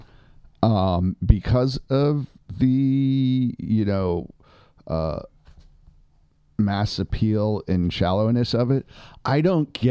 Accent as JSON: {"language": "English", "town": "Boston", "region": "Massachusetts", "country": "United States", "tie": "born or raised there", "said": "my hometown of Boston."}